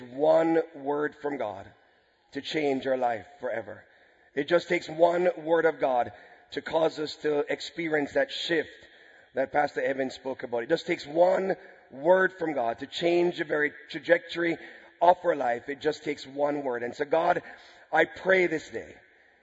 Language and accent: English; Jamaica; we're from Jamaica